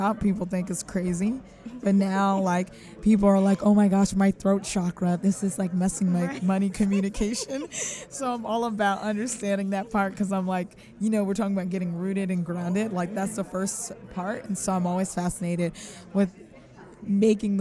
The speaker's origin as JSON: {"language": "English", "region": "California", "country": "United States", "moved": "yes", "lives_now": "Philadelphia, United States", "said": "I'm from California originally"}